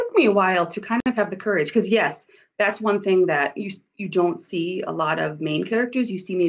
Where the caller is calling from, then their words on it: South Dakota, United States; I'm joining you from sunny South Dakota.